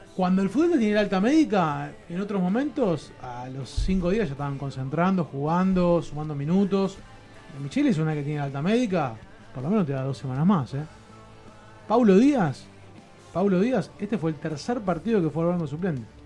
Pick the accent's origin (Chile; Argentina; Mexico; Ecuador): Argentina; todos los argentinos